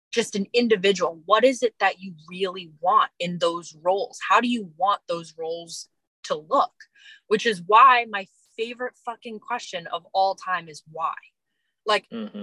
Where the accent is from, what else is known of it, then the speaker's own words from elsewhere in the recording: East Coast, United States; moved away; also born or lived in Los Angeles, United States; I'm originally from the East Coast. I've lived a few years